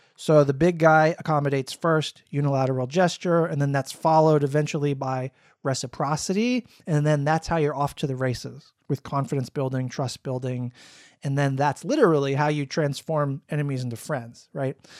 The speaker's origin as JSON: {"language": "English", "region": "Florida", "country": "United States", "tie": "born or raised there", "moved": "yes", "said": "When I was growing up in Florida, I had more racist incidents"}